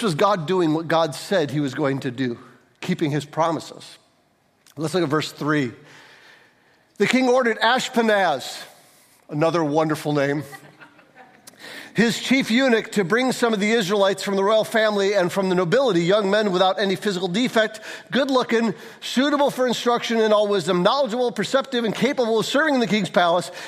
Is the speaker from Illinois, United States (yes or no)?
no; St. Johns, Michigan, United States; I grew up in St. John's.